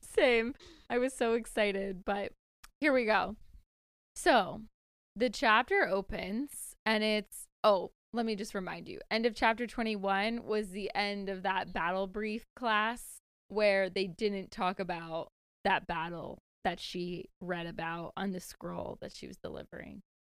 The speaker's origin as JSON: {"language": "English", "town": "Greenville", "region": "South Carolina", "country": "United States", "tie": "born or raised there", "moved": "yes", "said": "I'm down south in my hometown, Greenville, South Carolina"}